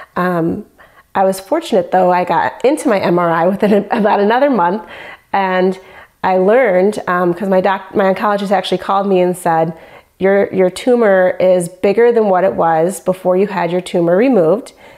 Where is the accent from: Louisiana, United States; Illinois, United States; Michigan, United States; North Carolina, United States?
Michigan, United States; I'm from Michigan.